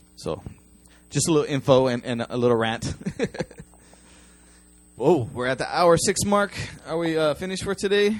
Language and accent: English; United States; now in Japan; I'm an American